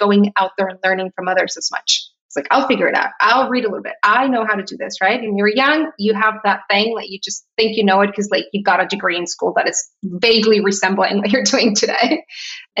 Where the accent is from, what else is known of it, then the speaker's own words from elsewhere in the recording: Tijuana, Baja California, Mexico; moved away as an adult; also born or lived in San Diego / New York; now in Miami, United States; I grew up in Tijuana. I was there for 18 years of my life and I left for college